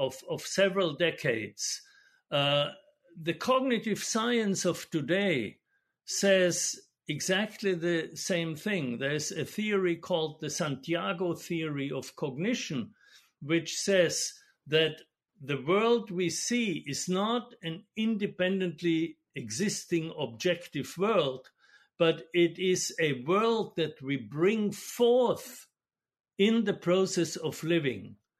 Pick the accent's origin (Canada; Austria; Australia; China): Austria; moved away; I'm Austrian, and so I grew up in Austria and studied in Vienna